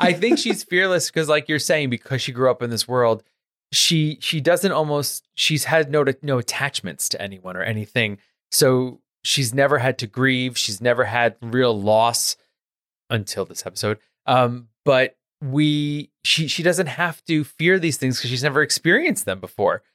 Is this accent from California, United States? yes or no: no; New York City, New York, United States; I grew up in New York. I grew up in the, in Queens